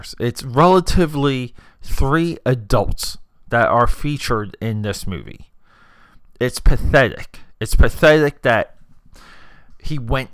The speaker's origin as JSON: {"language": "English", "region": "New Jersey", "country": "United States", "tie": "born or raised there", "said": "Me growing up in New Jersey, you had to know about Steven Spielberg if you were growing up, because coming from Jersey"}